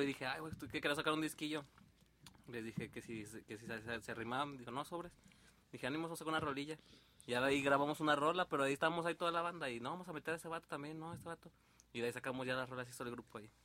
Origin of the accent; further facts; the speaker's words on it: San Luis Potosí, Mexico; aquí de la banda de Abajo Venimos Records, de San Luis Potosí